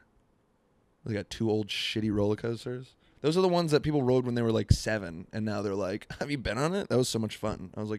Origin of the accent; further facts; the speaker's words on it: Florida, United States; now in Seattle, United States; Growing up in Florida